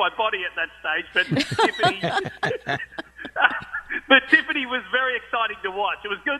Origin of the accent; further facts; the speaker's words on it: Australia; when I was growing up in Australia